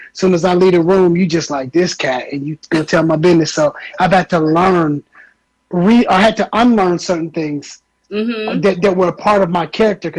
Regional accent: Minneapolis, Minnesota, United States; moved away; also born or lived in Atlanta; I'm from Minneapolis

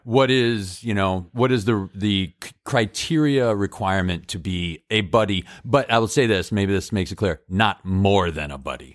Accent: Massachusetts, United States; I grew up in Massachusetts where we think we created America

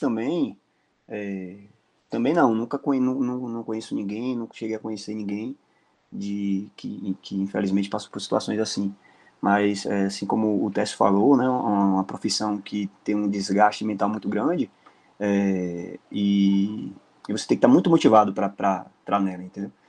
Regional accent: Mutuípe, Bahia, Brazil; now in Brasília, Brazil; sou natural da cidade de Mutuípe, Bahia

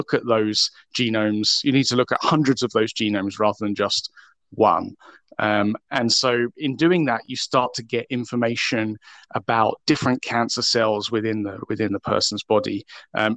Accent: United Kingdom; moved away as an adult; now in Vancouver, Canada; I actually work in Vancouver, although I am British originally

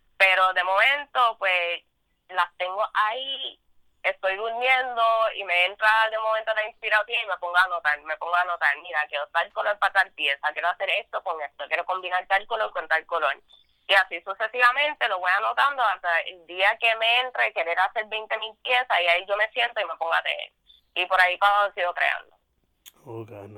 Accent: Vega Baja, Puerto Rico; soy de Vega Baja, Puerto Rico.

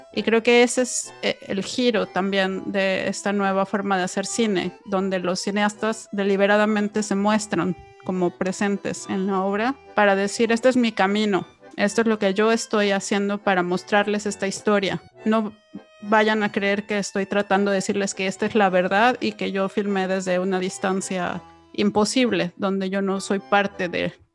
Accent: Mexico; los que crecimos en México

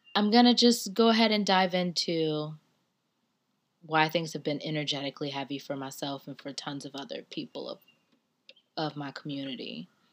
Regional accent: the South, United States; I'm from the South.

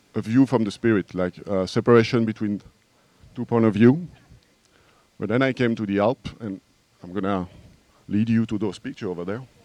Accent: France; English is a second language; now in Brussels, Belgium; I was born in France. Now I live

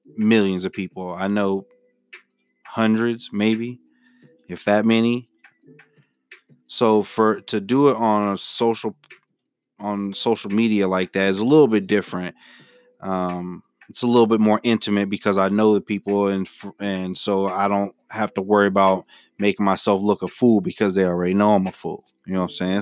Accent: Memphis, Tennessee, United States; moved away; I'm originally from Memphis, Tennessee

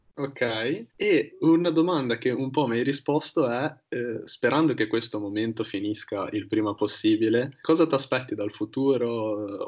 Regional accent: Genoa, Liguria, Italy; dove siamo nati entrambi

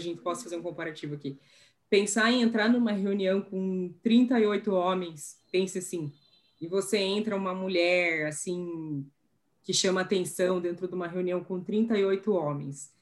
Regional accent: Curitiba, Paraná, Brazil; moved away as an adult; also born or lived in Brussels, Belgium; eu tinha nascido em Curitiba

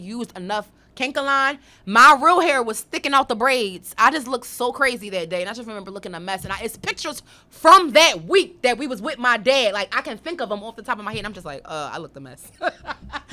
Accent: Philadelphia, Pennsylvania, United States; I was born in Philadelphia, Temple Hospital to be exact

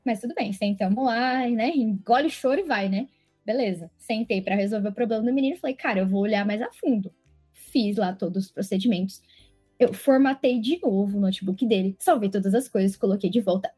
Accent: Guarulhos, São Paulo, Brazil; sou de Guarulhos

